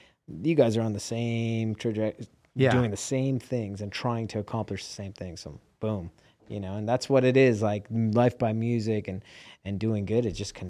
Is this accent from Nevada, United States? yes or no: yes; Las Vegas, Nevada, United States; born or raised there